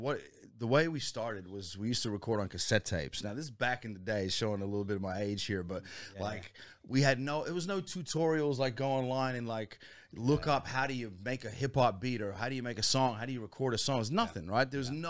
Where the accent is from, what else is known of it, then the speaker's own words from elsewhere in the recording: Alexandria, Virginia, United States; Man, so I grew up in the States, right? DC, just outside of DC, in a place called Alexandria, Virginia.